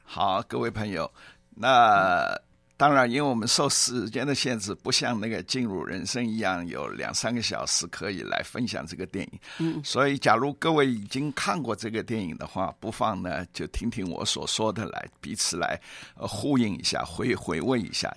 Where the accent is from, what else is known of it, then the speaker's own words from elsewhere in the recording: Shanghai, China; moved away; also born or lived in Zhejiang; 我本籍是浙江，但是一直从小在上海